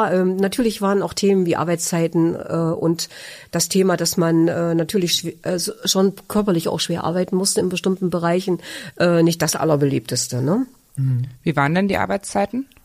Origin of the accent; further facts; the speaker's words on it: Germany; Ich bin ein Kind der DDR und äh, bin ähm, in diesem Land groß geworden